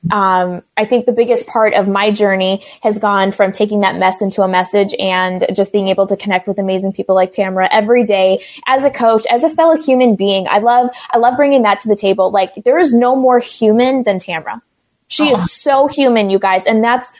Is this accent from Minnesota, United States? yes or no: yes; Minnesota, United States; I am a Minnesota mama. I've been born and raised in this state